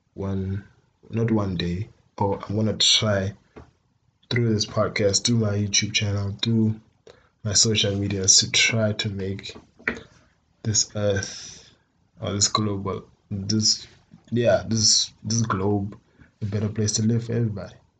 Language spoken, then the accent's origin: English; Botswana; I am from Botswana